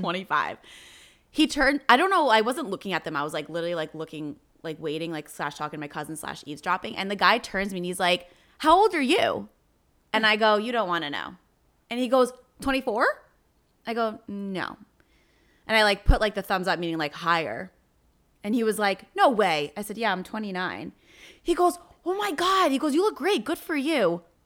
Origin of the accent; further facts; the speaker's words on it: New Jersey, United States; I'm from New Jersey